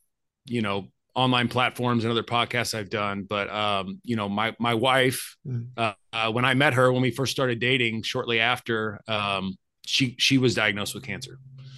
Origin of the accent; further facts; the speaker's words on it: Arkansas, United States; I ended up staying in the town I grew up in Arkansas and going to the University of Arkansas for my undergraduate studies.